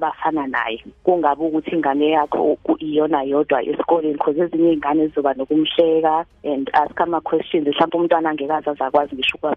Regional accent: Hammarsdale, KwaZulu-Natal, South Africa; also born or lived in Johannesburg, South Africa; um ngina 36 years old eh ngizalelwe khona la eHammersdale

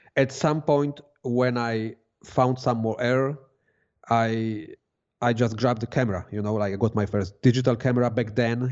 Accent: Poland; moved away as an adult; now in Switzerland; I come from Poland

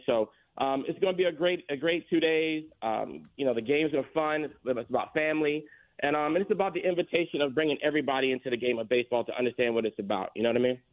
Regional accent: Florence, South Carolina, United States; now in Atlanta, United States; I'm from Florence, South Carolina

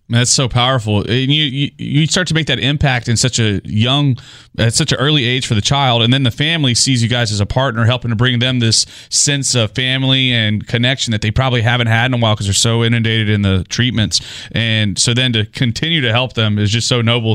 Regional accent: Goliad, Texas, United States; moved away; also born or lived in Houston, Texas; Goliad, Texas is my hometown

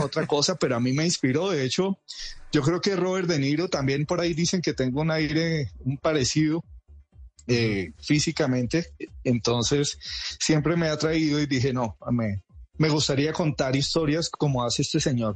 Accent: Santa Marta, Magdalena, Colombia; moved away; also born or lived in Bogotá; yo me crié en Santa Marta

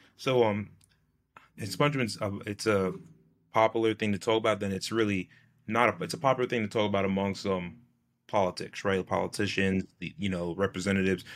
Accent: New York, United States; I'm from New York State

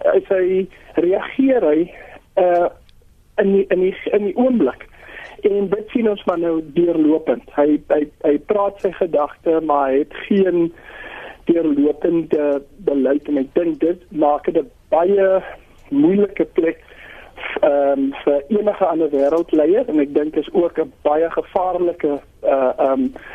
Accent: South Africa; ons as Suid-Afrikaners

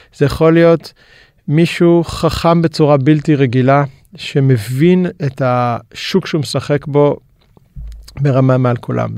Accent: Israel; למדנו גם כישראלים, גם למכור וגם לשווק בינלאומית

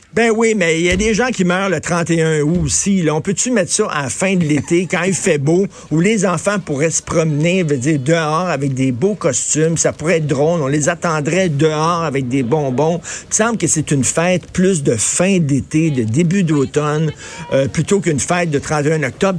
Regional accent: Montreal, Quebec, Canada; quand j'étais jeune, moi, à Verdun

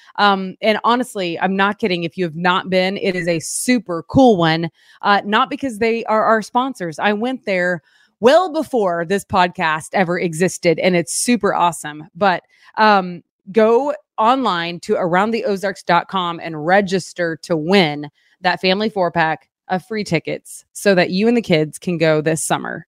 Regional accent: Fort Gibson, Oklahoma, United States; moved away; I'm from Fort Gibson.

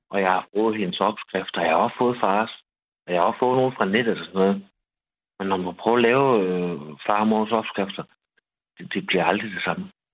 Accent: Skanderborg, Central Denmark Region, Denmark; jeg kommer selvfølgelig fra Jylland, Skanderborg

